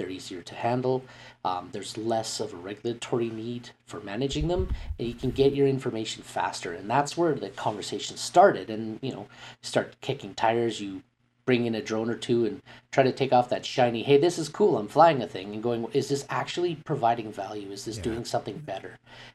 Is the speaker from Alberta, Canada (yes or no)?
yes; Calgary, Alberta, Canada; being born and raised in Calgary